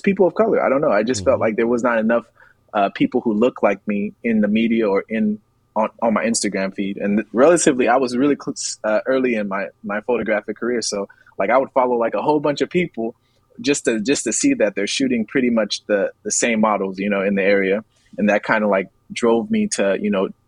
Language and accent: English; Liberia; also born or lived in Atlanta, Georgia, United States / New York, United States / Texas, United States; now in United States; I'm from Liberia, West Africa, and everything, all of my childhood, and even whenever I came to the States, in Atlanta, and in New York, and even a little bit in Texas